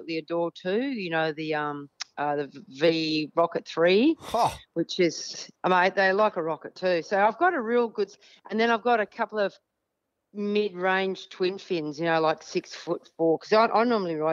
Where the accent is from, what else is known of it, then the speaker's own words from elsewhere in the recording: southern Western Australia, Australia; moved away; I was brought up in Western Australia, as you know, and we used to have to have – and I'm from one of the coldest parts in Western Australia, the most southern part of Western Australia